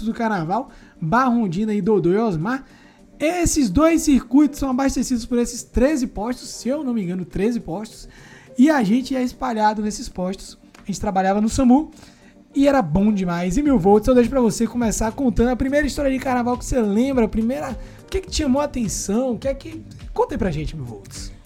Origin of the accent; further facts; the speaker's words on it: Salvador, Bahia, Brazil; nós somos de Salvador, Bahia